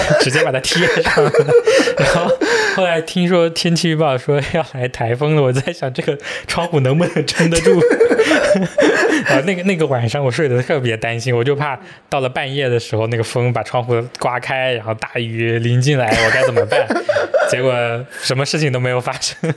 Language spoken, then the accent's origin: Chinese; Wenzhou, Zhejiang, China; now in Hangzhou, China; 我们是在永嘉，嗯。永嘉又是一个多山的一个县